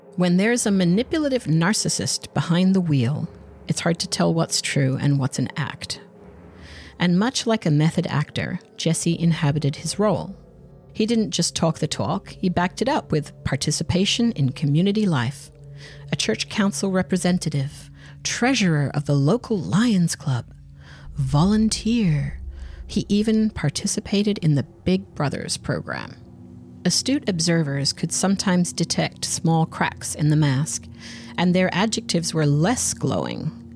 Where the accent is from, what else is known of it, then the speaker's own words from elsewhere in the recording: Australia; I'm Australian